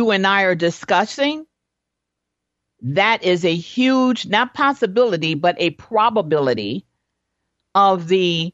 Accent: Chicago, Illinois, United States; me and my siblings, we grew up in Chicago

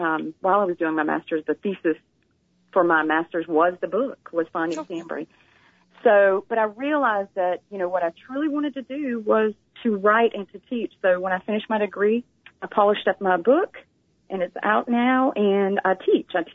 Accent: Macon, Georgia, United States; accent: southern drawl; I am from Georgia. I'm from Macon, Georgia

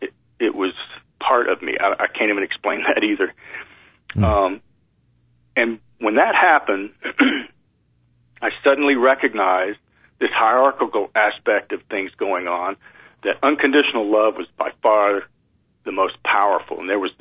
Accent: East Texas, United States; I grew up in East Texas in a Southern Baptist religion

